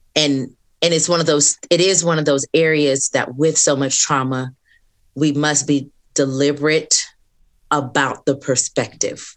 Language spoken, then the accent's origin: English; Southern California, United States; moved away as an adult; now in Atlanta, United States; I'm from California, from Southern California